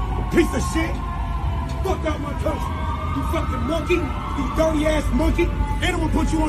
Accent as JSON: {"language": "English", "country": "United States", "said": "I'm black American"}